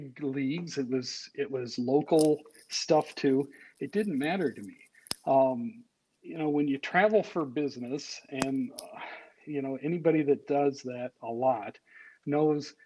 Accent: Nebraska, United States; moved away as an adult; now in Minnesota, United States; I grew up in Nebraska

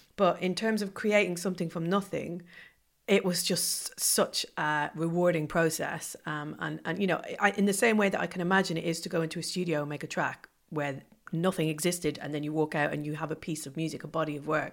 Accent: Ireland; moved away; growing up in Ireland

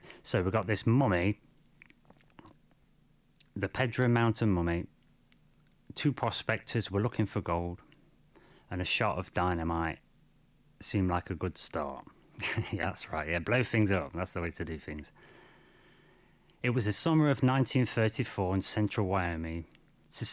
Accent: United Kingdom; I'm from Britain.

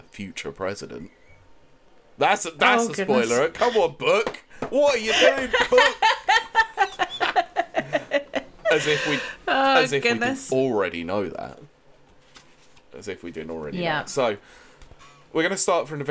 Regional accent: England, United Kingdom; we're all a bunch of thick English people

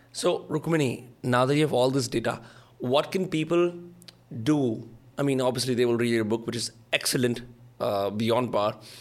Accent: India

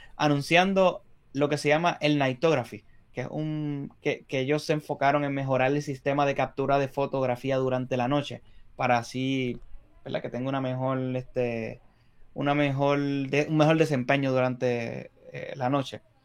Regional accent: Puerto Rico; nosotros somos de Puerto Rico

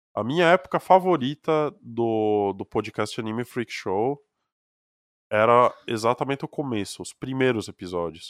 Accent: Brazil; accent: sotaque de colonão do interior; como eu tenho sotaque de colonão do interior

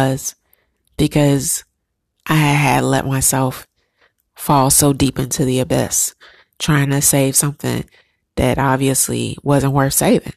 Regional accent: United States; as a Black American woman

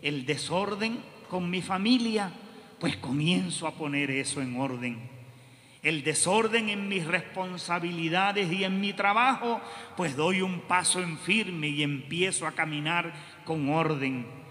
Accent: Puerto Rico; nosotros vivimos en Puerto Rico

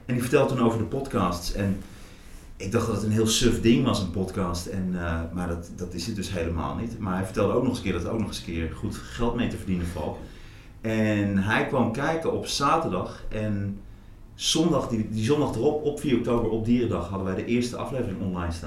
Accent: Hattem, Gelderland, Netherlands; also born or lived in Zwolle; now in Amsterdam, Netherlands; Ik ben geboren in Zwolle. Ik ben opgegroeid in Hattem, dat ligt ernaast. Eh, ik ben op een gegeven moment naar Amsterdam eh, verhuisd.

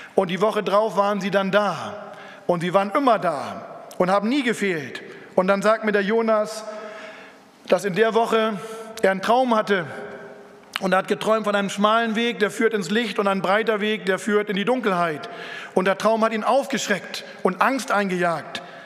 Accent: Lüneburg Heath, Lower Saxony, Germany; in Norddeutschland, wo ich herkomme, zwischen Hamburg, Bremen und Hannover, da ist die Lüneburger Heide

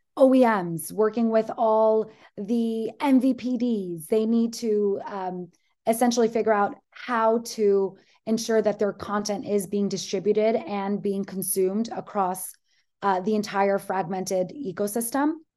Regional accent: Greece; I am from Greece.

